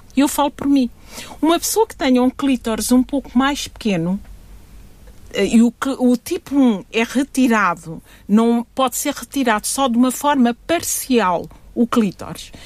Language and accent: Portuguese; Guinea-Bissau; Eu sou da Guiné-Bissau